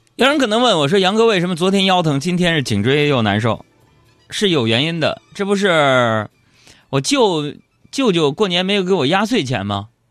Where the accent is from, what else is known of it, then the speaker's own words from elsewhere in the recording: Nong'an, Jilin, China; 我出生在吉林省农安县龙头山子村东生二队 那是一个名副其实的乡下，农村。我出生的房子是一个三间的土坯房